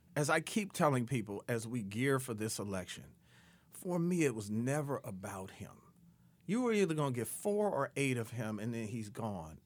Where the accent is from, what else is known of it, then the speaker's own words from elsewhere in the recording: Detroit, Michigan, United States; moved away; I grew up in Detroit